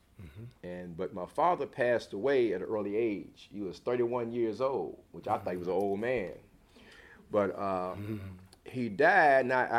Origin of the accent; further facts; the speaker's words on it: Sikeston, Missouri, United States; born there; Well, I was born in Sikeston, Missouri.